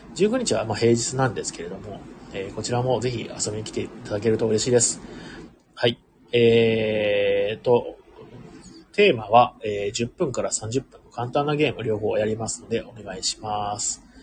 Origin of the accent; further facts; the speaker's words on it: Ehime, Japan; 僕、出身が愛媛県